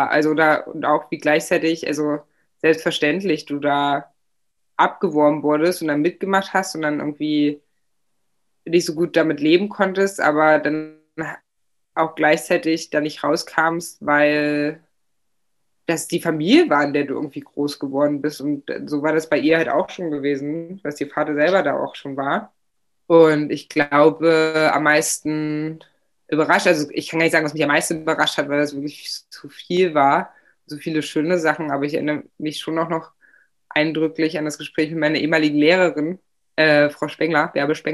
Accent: East Germany, Germany; die einfache Antwort, wir sind im Osten aufgewachsen.

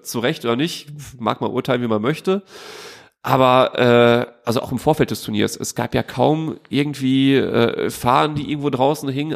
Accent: Duisburg, North Rhine-Westphalia, Germany; von äh, Duisburg-Walsum

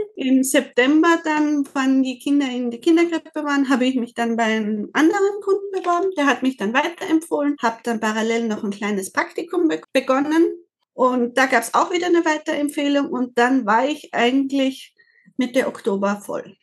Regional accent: Austria; Ich komme aus Österreich

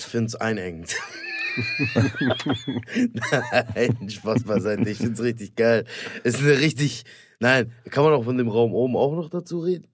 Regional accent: Stuttgart, Baden-Württemberg, Germany; ich komme aus Stuttgart

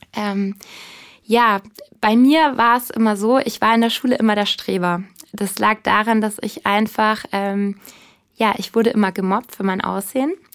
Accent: Bavaria, Germany; also born or lived in Munich; ich komme ursprünglich aus Bayern

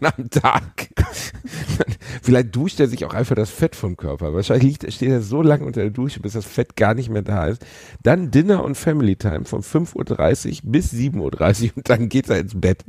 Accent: Gelsenkirchen, North Rhine-Westphalia, Germany; Ich bin in Gelsenkirchen aufgewachsen.

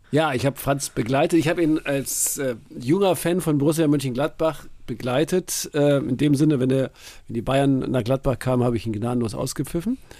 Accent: Brazil; Für uns in Brasilien

